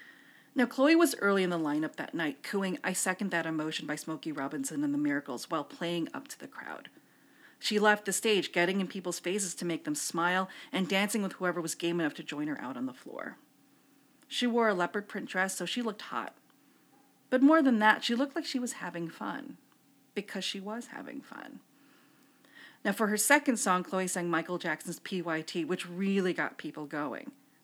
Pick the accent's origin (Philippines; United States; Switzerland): Philippines; For I am Filipino, and as karaoke is practically the Philippines' national sport, along with basketball and cockfighting, I felt duty-bound to attend.